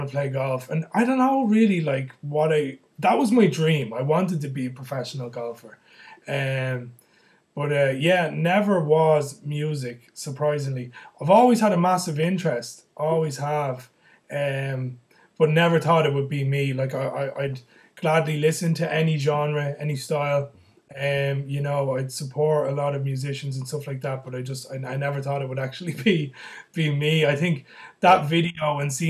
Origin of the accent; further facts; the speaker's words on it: County Kildare, Ireland; now in Dublin, Ireland; I'm originally from Kildare. I'm living in Dublin.